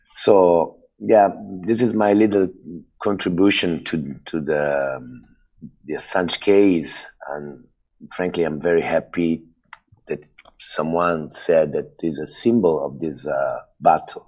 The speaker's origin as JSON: {"language": "English", "town": "Rome", "region": "Lazio", "country": "Italy", "said": "I come from Italy, Rome"}